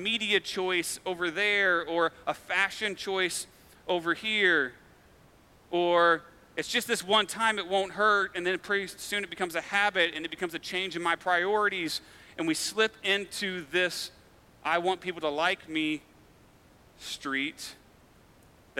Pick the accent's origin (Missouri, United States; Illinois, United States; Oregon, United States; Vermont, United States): Missouri, United States; Farmington; also born or lived in Fulton, Missouri; So I grew up in Farmington, which is a small town about an hour south of here.